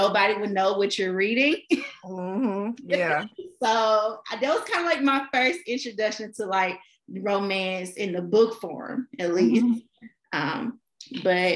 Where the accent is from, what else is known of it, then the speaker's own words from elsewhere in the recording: Memphis, Tennessee, United States; I am from Memphis, Tennessee